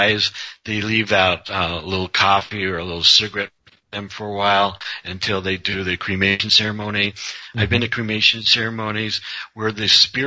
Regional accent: Colorado, United States; I'm just a normal guy from Colorado

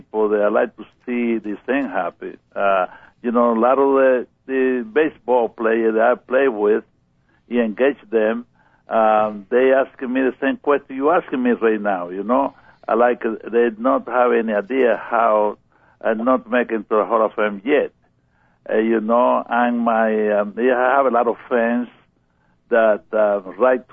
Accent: Pinar del Río, Cuba; English is a second language; moved away as an adult; now in United States; I grew up in Cuba and in the country, in Pinar del Rio

